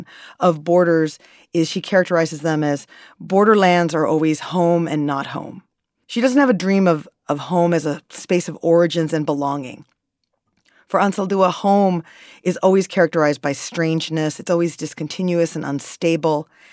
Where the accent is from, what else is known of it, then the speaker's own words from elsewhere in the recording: New York City, New York, United States; as a New Yorker